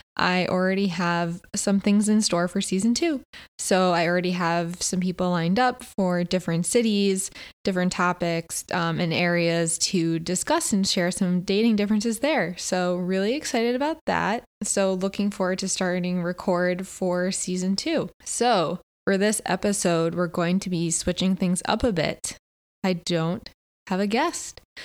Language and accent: English; Connecticut, United States; moved away as an adult; also born or lived in Philadelphia, Pennsylvania; now in Los Angeles, United States; I grew up on the East Coast my whole life, you know, grew up in Connecticut, lived in Philly.